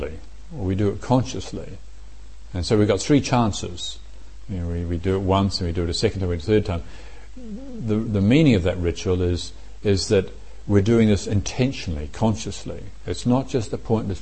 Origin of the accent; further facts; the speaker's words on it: Morrinsville, Waikato, New Zealand; everybody in where I grew up in Moranesville used to go out shooting rabbits or pigs as well